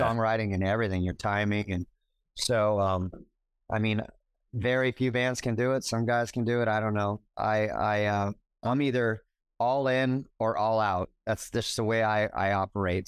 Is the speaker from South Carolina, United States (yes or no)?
no; Orange County, California, United States; also born or lived in Los Angeles; I'm a native Californian. I, you know, I was born in L A. I grew up in Orange County